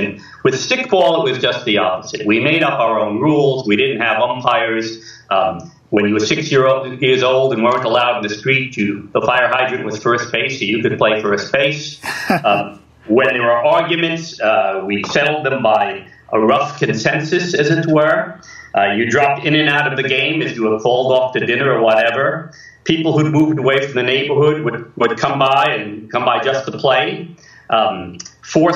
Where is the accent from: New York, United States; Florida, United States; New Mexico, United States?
New York, United States; New York City; I grew up in New York City. I was born in the Bronx, grew up in Queens, went to school in Manhattan